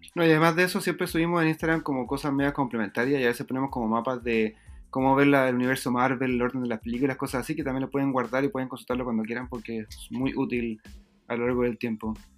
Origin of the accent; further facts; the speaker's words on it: Chile; yo soy chileno